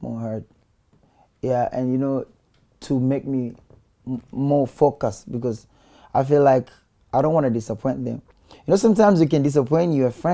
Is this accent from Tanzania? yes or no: yes; Dar es Salaam, Tanzania; I'm from Tandale